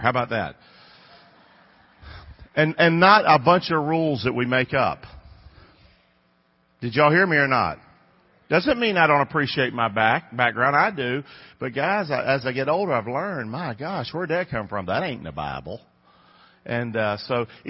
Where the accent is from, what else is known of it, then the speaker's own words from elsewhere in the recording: Rockingham, North Carolina, United States; moved away as an adult; now in Englewood, United States; I grew up in Rockingham, North Carolina. Came here when I was about 20 years old.